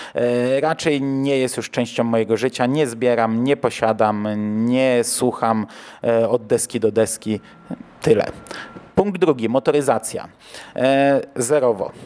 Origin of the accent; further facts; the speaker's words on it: Toruń Voivodeship, Kuyavian-Pomeranian Voivodeship, Poland; now in Bydgoszcz, Poland; wychowałem się w e, województwie, które było toruńskie, a nie kujawsko-pomorskie